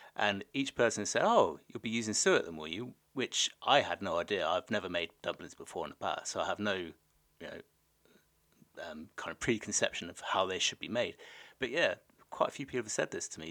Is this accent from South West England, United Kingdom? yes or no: yes; the Southwest, South West England, United Kingdom; moved away; I'm from the Southwest originally.